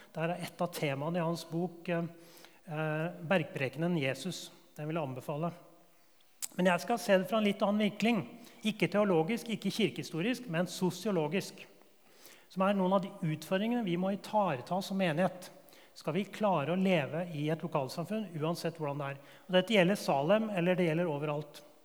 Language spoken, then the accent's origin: Norwegian; Årnes, Akershus, Norway; Den bedehusmiljøet jeg vokste opp på Årnes